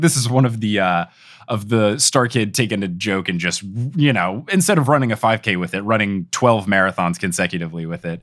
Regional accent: Robbinsville, New Jersey, United States; moved away; also born or lived in Texas; I grew up in New Jersey

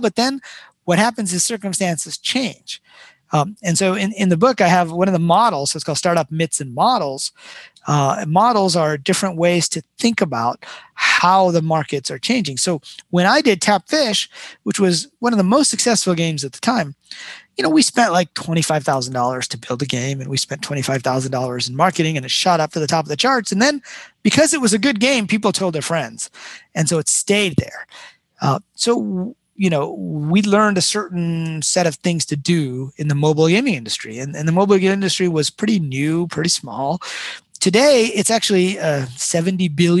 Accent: Detroit, Michigan, United States; I grew up in Detroit

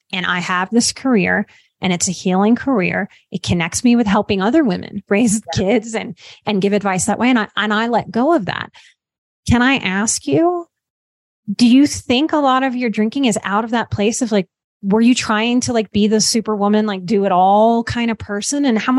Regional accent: Louisiana, United States; I'm from Louisiana.

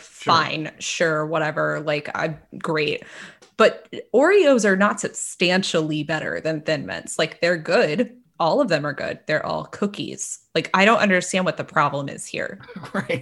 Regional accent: Texas, United States; as a Texan

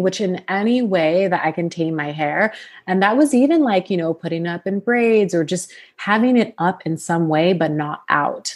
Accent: Sacramento, California, United States; born or raised there; also born or lived in Los Angeles, California

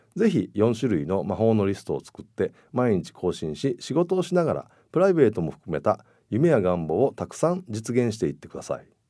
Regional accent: Kyoto, Japan; 京都市と京都府の公職と NPO の理事などを合わせて40職以上兼務した経験がありまして当時地元ではタイムマネジメントの達人と呼ばれていました

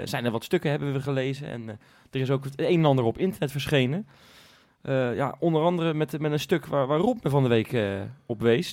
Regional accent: Rotterdam, South Holland, Netherlands

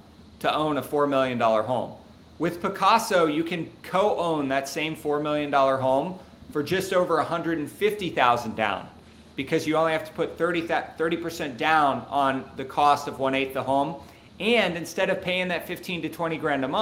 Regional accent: Cincinnati, Ohio, United States; I'm from Cincinnati, Ohio

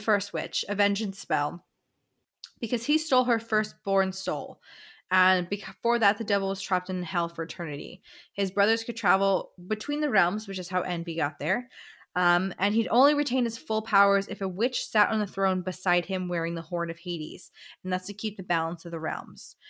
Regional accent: Florida, United States; we're from Florida

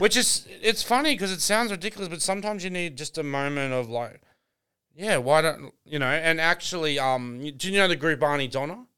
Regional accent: Brisbane, Queensland, Australia; I'm actually from Brisbane

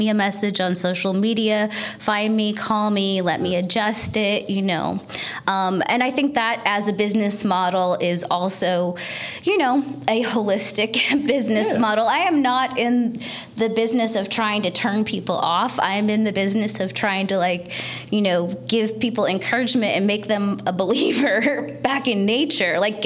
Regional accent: Northern California, United States; moved away as an adult; also born or lived in Seattle; now in Baltimore, United States; I was born and raised in Northern California, and then college in Seattle, and then straight over from Seattle to Baltimore

